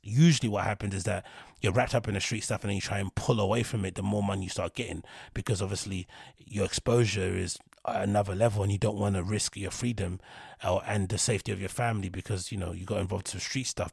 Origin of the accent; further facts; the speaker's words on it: London, United Kingdom; I'm from London. And the part of East London that I'm from, Reeboks were synonymous with the National Front.